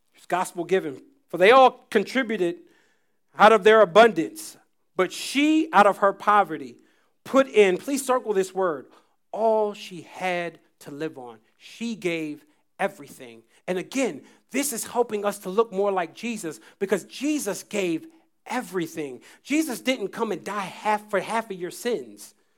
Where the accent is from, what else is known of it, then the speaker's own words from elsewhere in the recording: United States; I was from the States